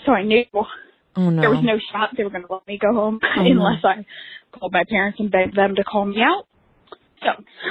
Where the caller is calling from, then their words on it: Philadelphia, Pennsylvania, United States; I'm a listener from Philadelphia.